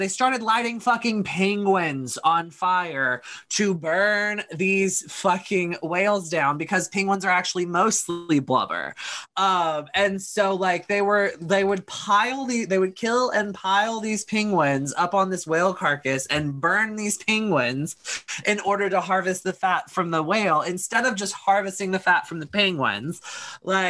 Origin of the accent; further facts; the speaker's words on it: United States; I grew up in America